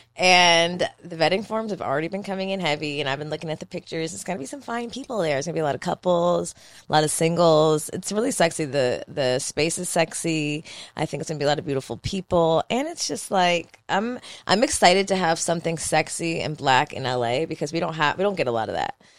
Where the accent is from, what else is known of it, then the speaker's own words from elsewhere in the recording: Philadelphia, Pennsylvania, United States; moved away; my hometown of Philadelphia